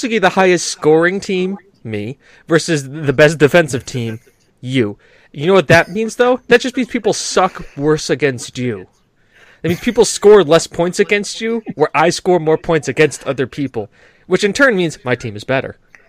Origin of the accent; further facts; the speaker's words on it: United States; I am an American